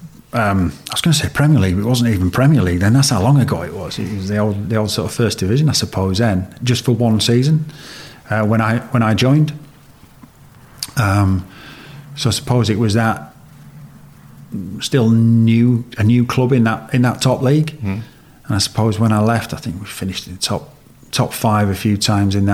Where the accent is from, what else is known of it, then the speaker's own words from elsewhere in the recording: Yorkshire and the Humber, United Kingdom; as a Yorkshire lad to grow up in Yorkshire